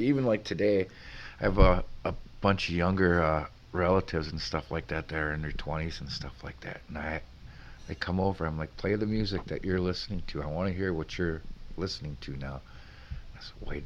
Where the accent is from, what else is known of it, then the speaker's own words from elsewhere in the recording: Sugar Camp, Wisconsin, United States; also born or lived in Three Lakes, Wisconsin / Stevens Point, Wisconsin; now in Rhinelander, United States; I grew up in Sugar Camp. Went to school in Three Lakes